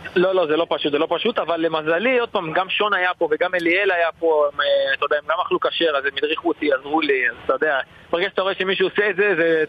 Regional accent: Eilat, Southern District, Israel; moved away as an adult; now in Austria; אני ילד אילתי

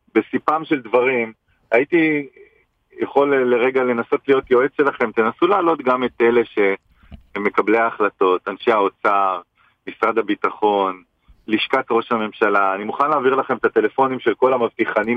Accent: Israel; נולדתי במדינה הזאת, אני גאה לחיות בה ולגדל את ילדיי

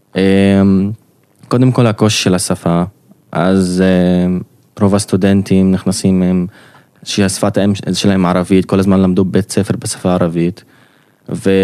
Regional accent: Nazareth, Northern District, Israel; moved away as an adult; now in Haifa, Israel; אני מקור נצרת, כרגע גר בחיפה

